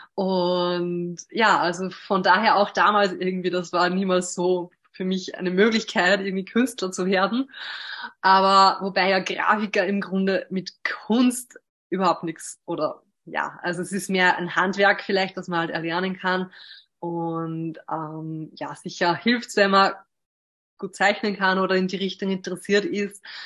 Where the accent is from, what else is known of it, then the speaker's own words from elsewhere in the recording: Hörsching, Upper Austria, Austria; habe zwei Schwestern und bin auch in Hörsching zur Schule gegangen.